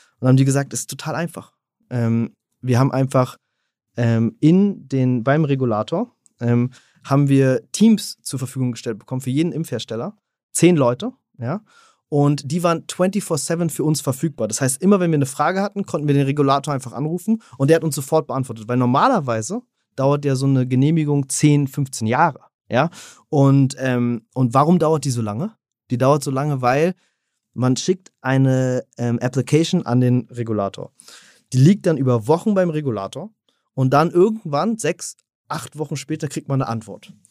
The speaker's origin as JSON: {"language": "German", "region": "Berlin", "country": "Germany", "also_born_or_lived": "Switzerland", "moved": "yes", "said": "ich bin ursprünglich Berliner"}